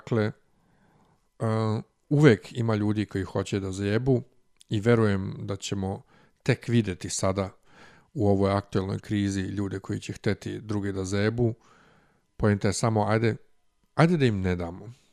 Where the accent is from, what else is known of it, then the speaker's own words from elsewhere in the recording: Serbia; ovde kod nas u Srbiji